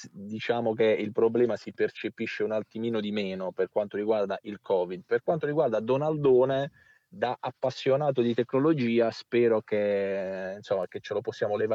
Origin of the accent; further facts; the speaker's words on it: Sannicandro di Bari, Apulia, Italy; nel mio paesino natale, Sanicando di Bari